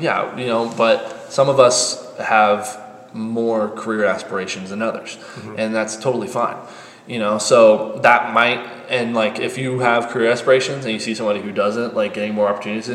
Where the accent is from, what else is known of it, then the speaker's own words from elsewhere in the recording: Colorado, United States; I'm from Colorado